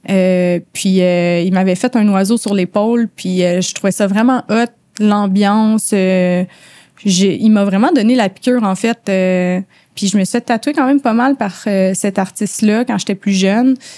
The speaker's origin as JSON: {"language": "French", "area": "outside Montreal", "region": "Quebec", "country": "Canada", "moved": "as an adult", "lives_now": "Montreal, Canada", "said": "j'ai de la banlieue. Euh, je viens de l'extérieur de Montréal. J'ai déménagé à Montréal pour le tatou"}